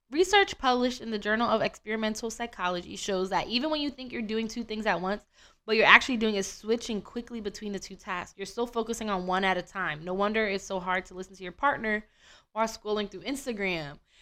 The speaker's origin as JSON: {"language": "English", "country": "United States", "said": "I'm American"}